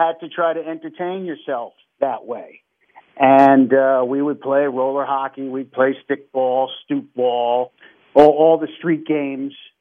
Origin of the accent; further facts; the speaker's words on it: New York City, New York, United States; moved away as an adult; now in Los Angeles, United States; I was born near Featherbed Lane, Shakespeare Avenue, over, I guess it's the West Bronx, Southwest Bronx